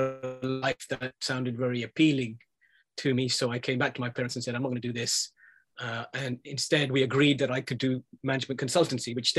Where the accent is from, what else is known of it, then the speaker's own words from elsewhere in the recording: London, United Kingdom; I was born in London, I grew up here